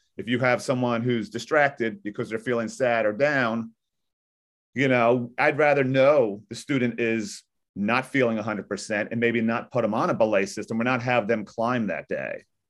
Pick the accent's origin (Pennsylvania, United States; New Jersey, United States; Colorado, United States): New Jersey, United States; Maplewood; I grew up in this area. I, I'm twenty-two miles west of New York City. I live in a beautiful town called Maplewood, New Jersey